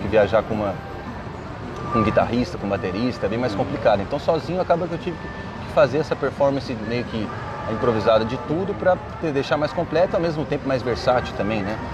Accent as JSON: {"language": "Portuguese", "country": "Brazil", "said": "eu sou brasileiro mesmo, com orgulho"}